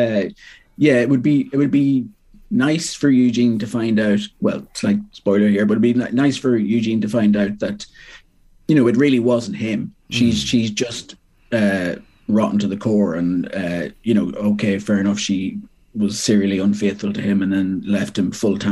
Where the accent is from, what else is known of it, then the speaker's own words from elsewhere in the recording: Monaghan, Ulster, Ireland; moved away as an adult; also born or lived in Belfast; now in Dublin, Ireland; I'm from Monaghan. Went off to Belfast to do English in Queens, and then down to Dublin.